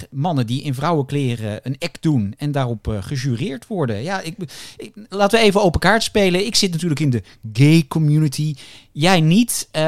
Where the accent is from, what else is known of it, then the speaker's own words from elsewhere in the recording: Roosendaal, North Brabant, Netherlands; ik ben 21 jaar en ik kom uit Roosendaal.